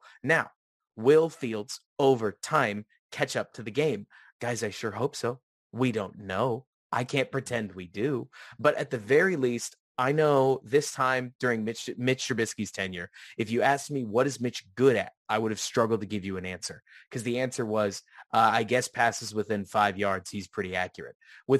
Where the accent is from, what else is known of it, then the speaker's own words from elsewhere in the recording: Dallas, Texas, United States; So my father, and we grew up in Dallas. We haven't mentioned that on the podcast yet, but like I'm very familiar with the Cowboys. I've been here my whole life.